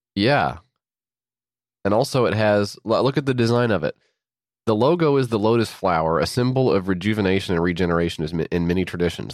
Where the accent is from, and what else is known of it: United States